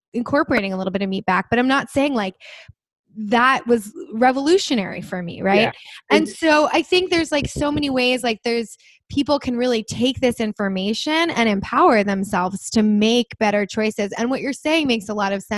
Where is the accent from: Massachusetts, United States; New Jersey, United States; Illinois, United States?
New Jersey, United States; moved away; I'm from New Jersey originally, so we all say sugar